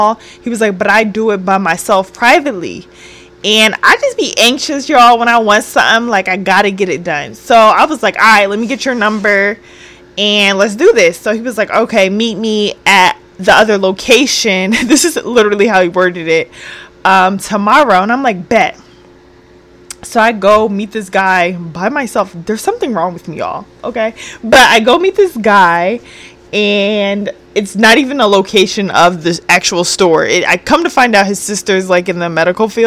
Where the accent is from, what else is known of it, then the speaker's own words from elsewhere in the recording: New Jersey, United States; moved away; I'm not from the area I live in, you know? So I'm from Jersey, so it's very different